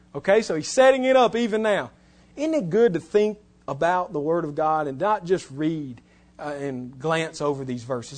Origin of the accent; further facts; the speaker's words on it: West Alabama, United States; I'm from West Alabama